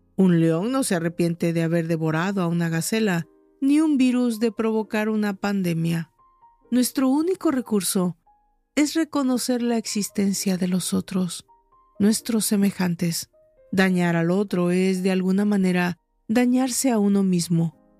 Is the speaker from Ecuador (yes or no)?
no; Mexico; En mi país, México